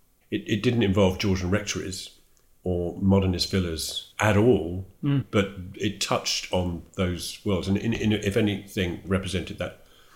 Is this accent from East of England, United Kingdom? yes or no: yes; Toddington, East of England, United Kingdom; also born or lived in Withernsea, Yorkshire (family origin); I grew up near Luton, a place called Toddington